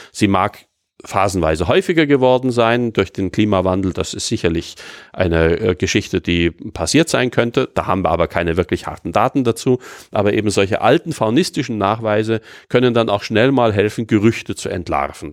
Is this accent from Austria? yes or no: yes; Austria; bei uns in Österreich oder in Mitteleuropa